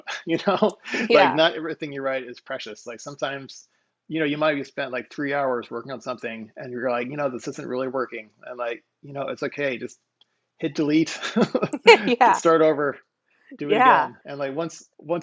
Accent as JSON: {"language": "English", "town": "Hannibal", "region": "Missouri", "country": "United States", "moved": "yes", "said": "I was from Hannibal, Missouri, this little town of 20,000 people"}